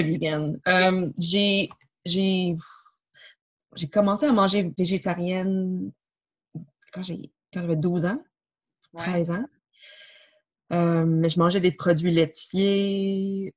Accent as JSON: {"language": "French", "town": "Montreal", "region": "Quebec", "country": "Canada", "tie": "born or raised there", "said": "je suis née à Montréal"}